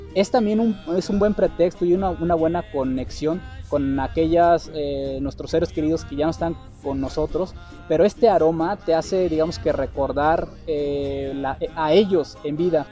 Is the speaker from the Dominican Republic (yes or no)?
no; Mexico